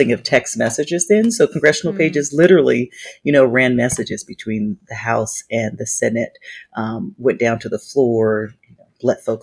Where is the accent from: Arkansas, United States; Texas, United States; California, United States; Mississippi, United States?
California, United States; moved away as an adult; also born or lived in Washington, D.C.; I had been born and raised in California